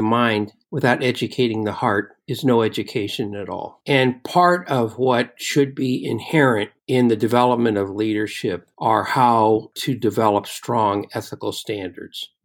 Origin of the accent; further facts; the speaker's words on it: Oakland, California, United States; I grew up in Oakland, California, and inside Oakland, there is an Italian district called the Temescal district